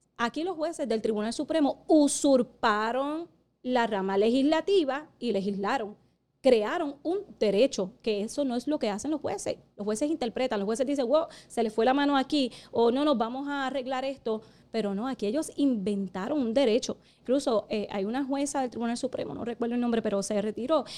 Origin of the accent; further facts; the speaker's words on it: Puerto Rico; somos la única colonia eh, ahora mismo en el mundo. Eh, porque somos propiedad de Estados Unidos